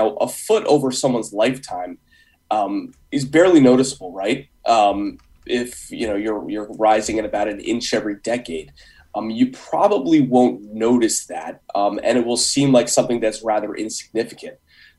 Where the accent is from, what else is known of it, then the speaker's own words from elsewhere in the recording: Guilford, Connecticut, United States; so I grew up in Guilford, and obviously when you grow up there, you spend a lot of time down by the water.